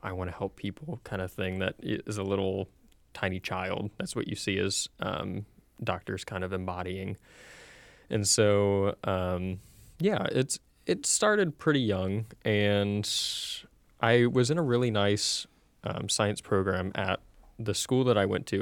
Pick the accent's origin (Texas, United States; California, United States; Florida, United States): Florida, United States; Central; I'm originally from Central Florida. Uh, went to school at U C F. Um, sadly, for better or for worse, I am the quintessential Florida man. I've been here all my life